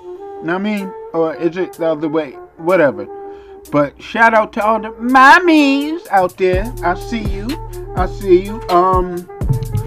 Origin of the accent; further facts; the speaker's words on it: Boston, Massachusetts, United States; now in New Jersey, United States; I'm from Boston. Born and raised